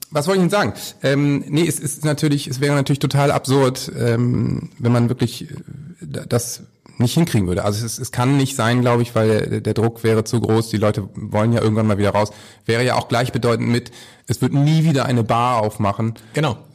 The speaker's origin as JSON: {"language": "German", "region": "Northern Germany", "country": "Germany", "said": "Aber als Norddeutscher kann ich eben sagen, du regst dich genauso auf."}